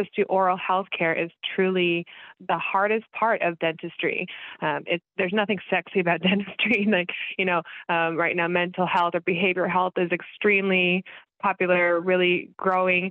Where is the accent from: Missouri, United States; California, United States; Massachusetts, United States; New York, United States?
Missouri, United States; Kansas City; I am from Kansas City